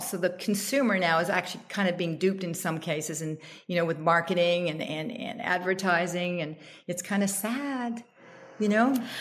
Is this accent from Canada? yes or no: yes; Canada; now in United States; I'm Canadian